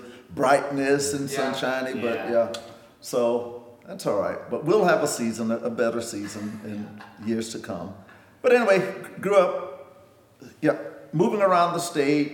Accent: Hampton, South Carolina, United States; now in Augusta, United States; my hometown is famous for the Watermelon Festival.

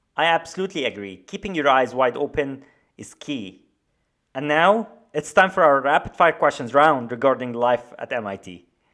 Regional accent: Alexandria, Alexandria Governorate, Egypt; As someone from Alexandria

